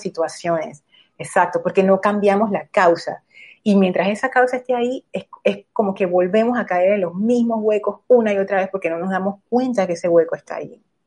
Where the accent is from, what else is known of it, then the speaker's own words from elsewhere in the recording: Panama; como panameños